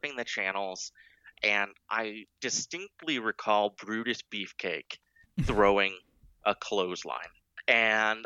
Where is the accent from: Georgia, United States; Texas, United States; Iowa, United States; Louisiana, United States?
Iowa, United States; I grew up in Iowa